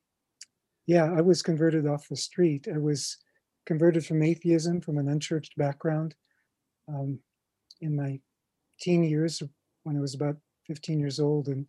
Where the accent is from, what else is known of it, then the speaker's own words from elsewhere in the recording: Massillon, Ohio, United States; moved away as an adult; Massillon, Ohio, and I was there for my first 18 years